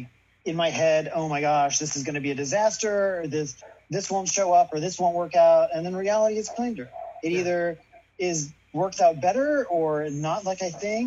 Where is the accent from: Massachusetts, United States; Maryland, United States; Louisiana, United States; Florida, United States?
Louisiana, United States; I'm from Louisiana, from a conservative family